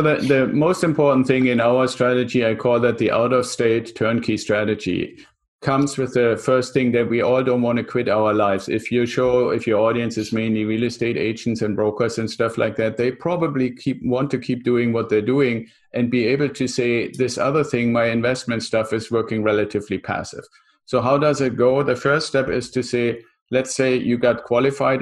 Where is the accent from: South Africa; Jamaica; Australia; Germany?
Germany; also born or lived in San Diego area, United States; now in San Diego, United States; I'm originally from Germany, still have a little bit of the accent, live in the San Diego area